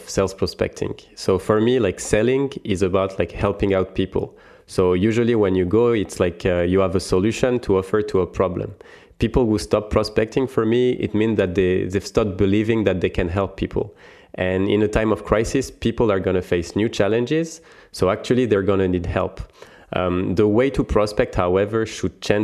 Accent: France; accent: French; English is a second language; I'm French. You probably can hear it from my accent.

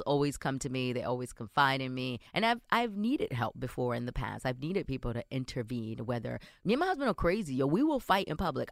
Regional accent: New York City, New York, United States; born or raised there

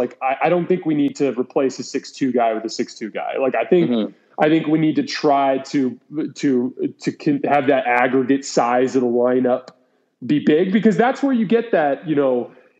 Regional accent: Tucson, Arizona, United States; I grew up in Tucson

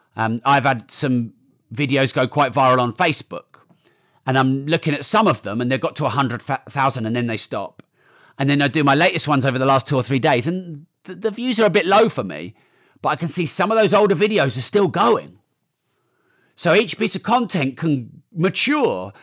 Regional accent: United Kingdom; I'm too British

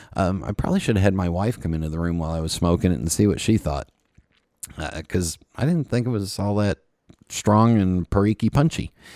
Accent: West Coast, United States; moved away; growing up on the West Coast

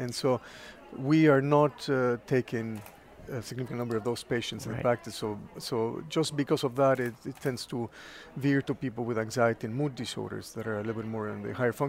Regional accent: Mexico City, Mexico; Mexico City, yes.

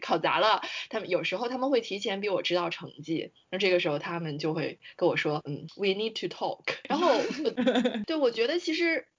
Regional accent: Guangdong, China; moved away as an adult; 我呢是来自广东

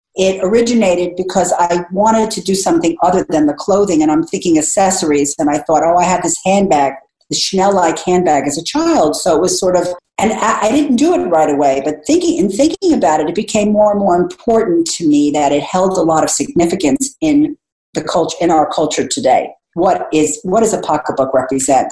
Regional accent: United States; as an American

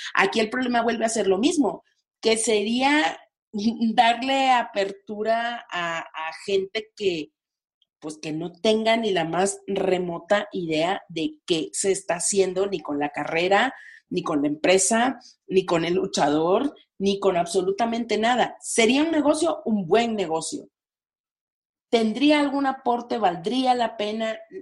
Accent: Mexico; como mexicanos

